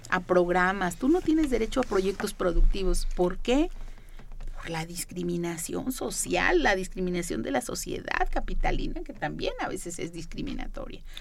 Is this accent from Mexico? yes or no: yes; San Luis Potosí, Mexico; como yo vine de San Luis Potosí, como otros que me están oyendo vienen de Michoacán, de aquí, de allá